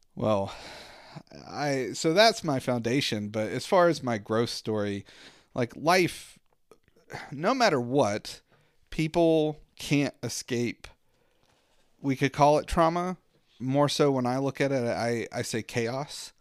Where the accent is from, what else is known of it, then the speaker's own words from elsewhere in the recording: Southwestern Virginia, United States; I grew up in Southwestern Virginia